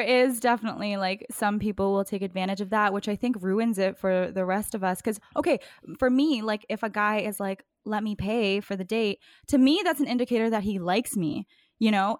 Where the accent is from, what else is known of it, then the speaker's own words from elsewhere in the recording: East Coast, Canada; accent: East Coast; now in Vancouver, Canada; when I first moved to Vancouver, I think it's just, like, my East Coast accent